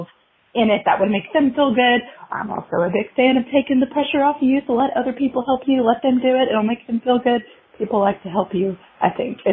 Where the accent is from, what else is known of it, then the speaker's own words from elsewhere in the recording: Arkansas, United States; I'm from Arkansas